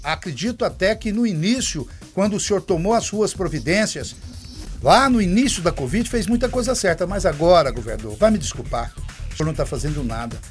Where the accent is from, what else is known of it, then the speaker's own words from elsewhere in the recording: Minas Gerais, Brazil; now in Anápolis, Brazil; sou natural de Minas Gerais e desde que vim para cá permaneço em, em Anápolis